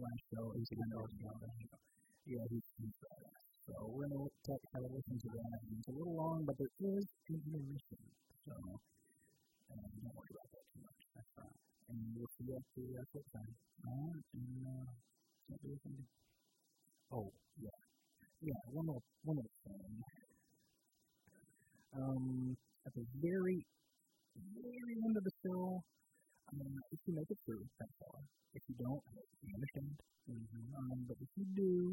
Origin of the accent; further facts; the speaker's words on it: Texas, United States; We're from Texas